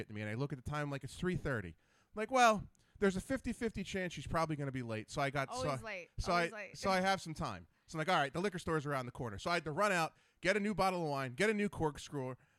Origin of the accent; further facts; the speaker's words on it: New Jersey, United States; I'm from Jersey.